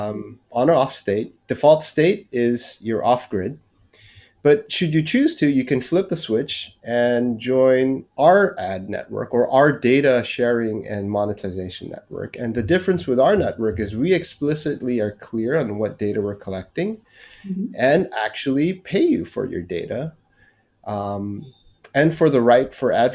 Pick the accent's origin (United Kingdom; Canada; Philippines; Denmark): Philippines; moved away as an adult; also born or lived in United States / California; now in Singapore; born and raised in the Philippines and moved to the United States to study in college.